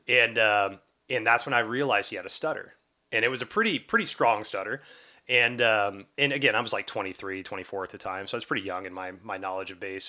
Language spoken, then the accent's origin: English; the South, United States; growing up in the South